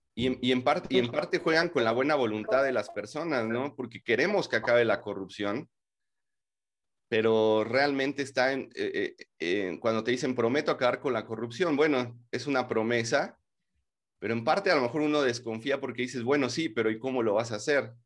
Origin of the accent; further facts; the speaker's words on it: Mexico; como mexicanos